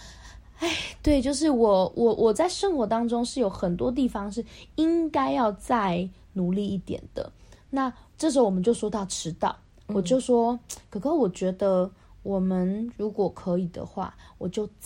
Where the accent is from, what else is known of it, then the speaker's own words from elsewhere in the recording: Taipei, Taiwan; now in Kaohsiung, Taiwan; 我也是台北出生的啊，